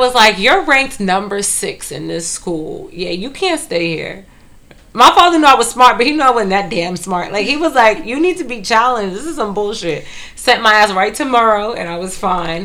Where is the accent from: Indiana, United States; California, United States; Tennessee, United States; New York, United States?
New York, United States; New York City; I grew up in Brooklyn